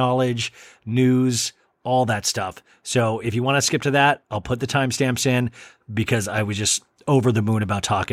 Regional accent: Olathe, Kansas, United States; moved away; as a kid growing up in Olathe, Kansas

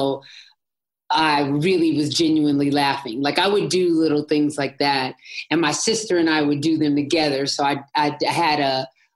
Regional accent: Los Angeles, California, United States; I'm born and bred in Los Angeles, California

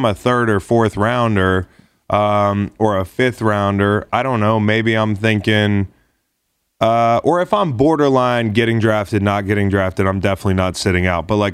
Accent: Charlottesville, Virginia, United States; I grew up in Charlottesville

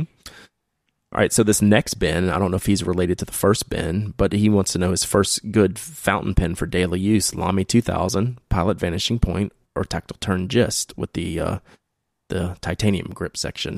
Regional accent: the South, United States; accent: barely southern drawl; my southern, you know, barely southern drawl

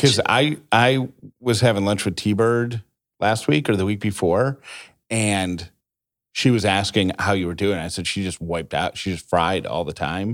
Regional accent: Syracuse, New York, United States; moved away; I grew up in Syracuse

